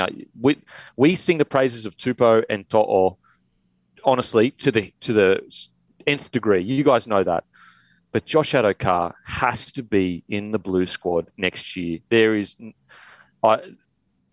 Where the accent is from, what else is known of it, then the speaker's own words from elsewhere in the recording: Queensland, Australia; as a Queenslander